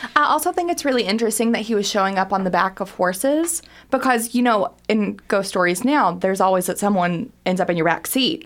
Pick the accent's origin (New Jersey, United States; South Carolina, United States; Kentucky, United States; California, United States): Kentucky, United States; Harlan County; also born or lived in Greensburg, Kentucky; now in Lexington, United States; I'm originally from Harlan County and then moved to a place called Greensburg, Kentucky, which is very south central